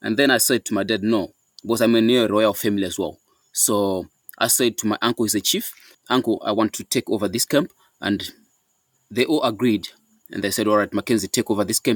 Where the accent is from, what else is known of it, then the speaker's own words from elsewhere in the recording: Masoka village, Mashonaland Central, Zimbabwe; I was born and bred in Zimbabwe, in Masoka village. That's where I was born and raised.